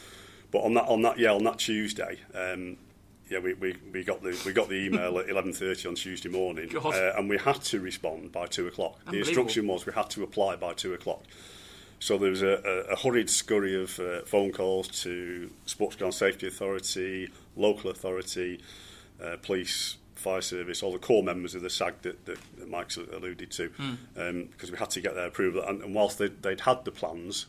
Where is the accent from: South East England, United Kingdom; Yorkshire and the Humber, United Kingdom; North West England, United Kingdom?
North West England, United Kingdom; Manchester; being a Mancunian born and bred, I'm from the blue side of Manchester